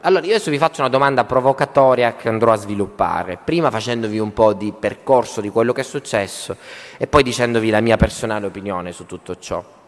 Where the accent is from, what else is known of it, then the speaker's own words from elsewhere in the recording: Southern Italy, Italy; moved away; also born or lived in Turin; sono terrone, gesticolo